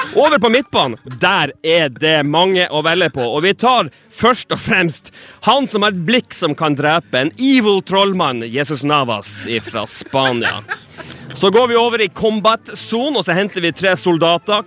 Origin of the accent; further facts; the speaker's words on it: Northern Norway, Norway; moved away as an adult; now in Stockholm, Sweden; nå er jeg fra Nord-Norge